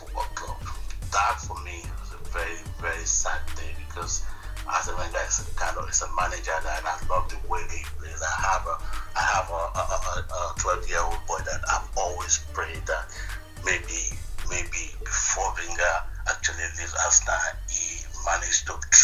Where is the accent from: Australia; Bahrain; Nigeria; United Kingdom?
Nigeria